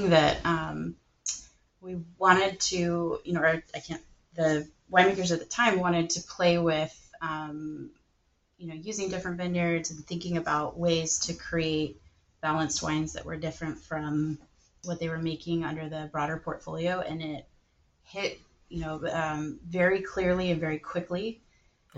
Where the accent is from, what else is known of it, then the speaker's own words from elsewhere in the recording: Northern California, United States; I was born and raised in Northern California